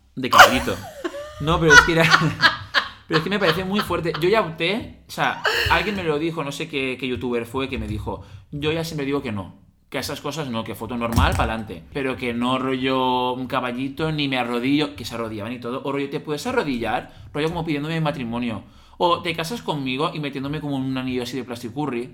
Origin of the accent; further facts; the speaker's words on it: Alzira, Valencian Community, Spain; el único hotel que había en mi pueblo, en Alcira